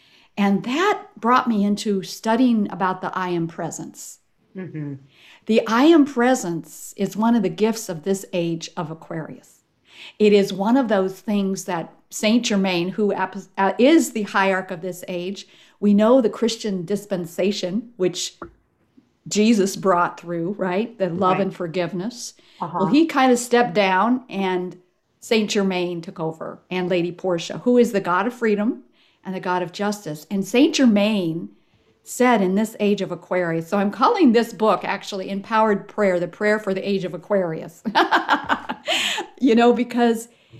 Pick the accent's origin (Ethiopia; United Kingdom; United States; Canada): Ethiopia; I was raised actually in Ethiopia as a missionary kid. My parents were Presbyterian ministers, missionaries, right?